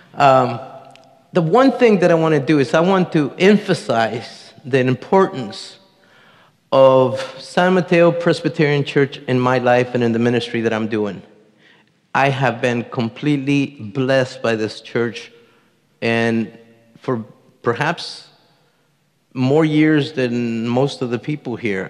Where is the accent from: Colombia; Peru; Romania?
Colombia; moved away; also born or lived in Marin County, California; I was born in Colombia, South America, the youngest of a family of 10